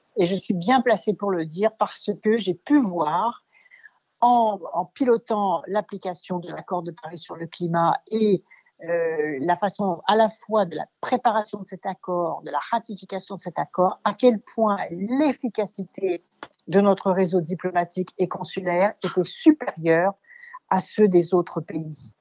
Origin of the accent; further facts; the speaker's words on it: Dakar, Senegal; moved away; je suis née en Afrique, à Ouakam, au Sénégal